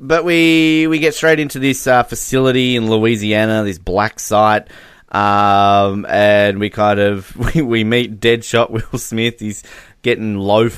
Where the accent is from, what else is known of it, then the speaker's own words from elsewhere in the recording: Australia; as an Australian